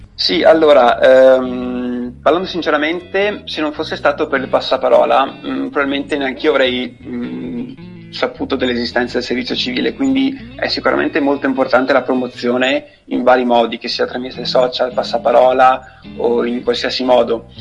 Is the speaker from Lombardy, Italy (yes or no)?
no; Cadore, Veneto, Italy; also born or lived in Albania; ho 23 anni, e sono nato in Albania, ma vivo a di Cadore da 20 anni ormai